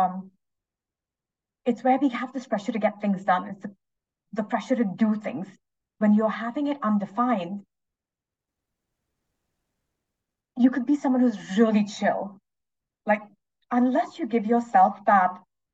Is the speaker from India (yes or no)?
yes; India; moved away; I'm originally Indian.